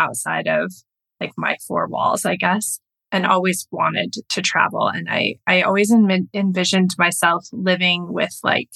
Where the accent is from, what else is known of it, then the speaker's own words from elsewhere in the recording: Flathead Lake, Montana, United States; at the base of Flathead Lake where I grew up in Montana.